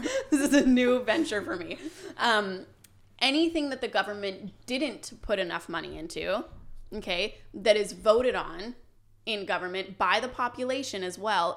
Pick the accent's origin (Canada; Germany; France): Canada